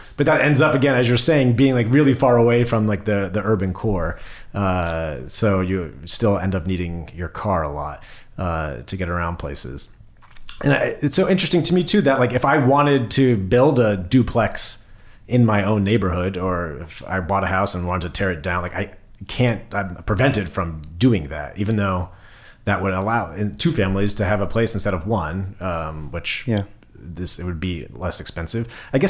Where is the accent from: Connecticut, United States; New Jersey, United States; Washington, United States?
New Jersey, United States; central; As a fellow central Jersey native